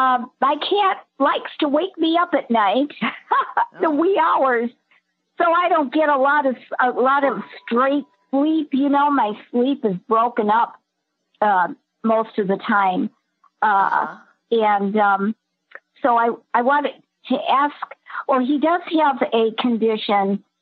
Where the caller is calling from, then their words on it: Skokie, Illinois, United States; from Skokie, Illinois. Skokie.